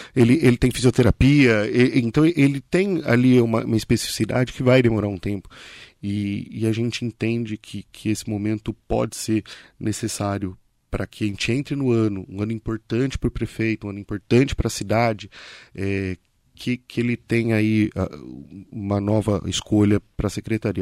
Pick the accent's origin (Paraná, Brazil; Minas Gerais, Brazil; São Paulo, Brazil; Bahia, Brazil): São Paulo, Brazil; Ferraz de Vasconcelos; also born or lived in Arujá; Nasci, sou criado em Ferraz